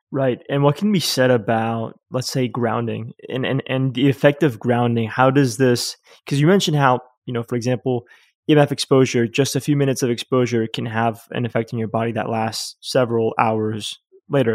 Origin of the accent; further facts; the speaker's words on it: New York City, New York, United States; moved away as an adult; also born or lived in Yonkers, New York; now in Uruguay; I was born in Manhattan